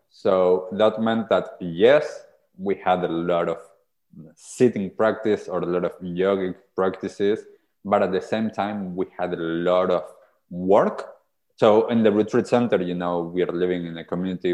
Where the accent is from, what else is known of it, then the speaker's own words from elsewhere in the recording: Argentina; now in New Zealand; so I grew up in Argentina. I'm originally from Argentina.